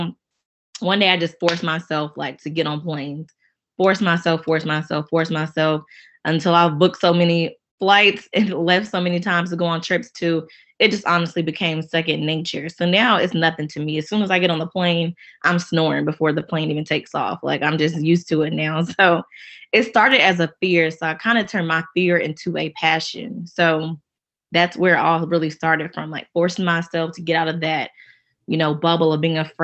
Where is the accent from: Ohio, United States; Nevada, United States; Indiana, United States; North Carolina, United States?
North Carolina, United States; Charlotte; I'm from the Queen City, that is Charlotte, North Carolina